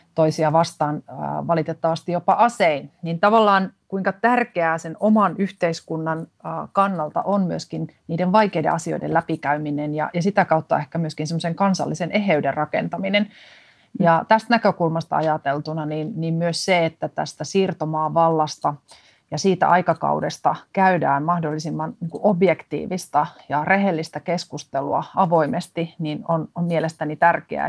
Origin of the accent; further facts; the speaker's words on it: Finland; tulen Suomesta